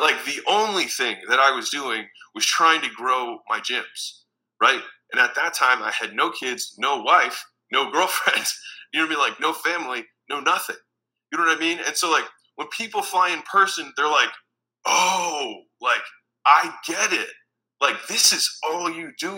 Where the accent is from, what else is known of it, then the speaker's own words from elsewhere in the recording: Baltimore, Maryland, United States; moved away as an adult; also born or lived in Huntington Beach, California; I'm from Baltimore, Maryland